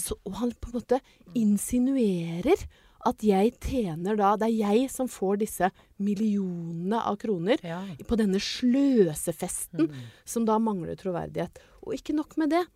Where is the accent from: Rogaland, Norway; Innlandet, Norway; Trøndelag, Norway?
Innlandet, Norway; Ringsaker; hjemstedet mitt? Mm. Kanskje å være født og oppvokst